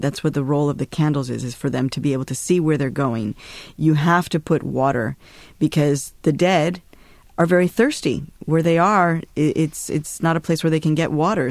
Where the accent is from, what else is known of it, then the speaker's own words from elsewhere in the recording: Chicago, Illinois, United States; also born or lived in Tijuana, Mexico / Mexico; now in New York, United States; I had been growing up in Chicago